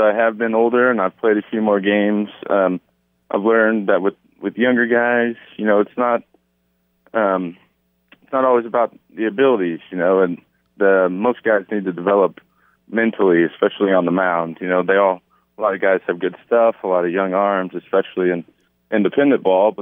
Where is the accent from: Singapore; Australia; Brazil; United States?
United States; Louisville, Kentucky; I'm from Louisville, Kentucky. That's where I'm at right now.